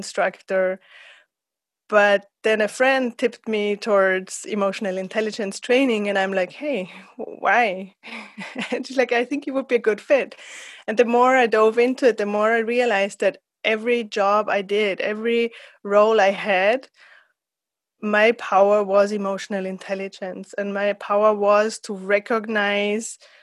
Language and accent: English; Austria; also born or lived in San Diego, United States; I'm from Austria, where I'm at the moment